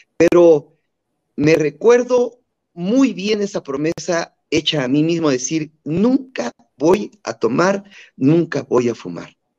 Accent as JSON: {"language": "Spanish", "town": "Chapantongo", "region": "Hidalgo", "country": "Mexico", "tie": "born or raised there", "said": "mi pueblito natal de Chapatongo"}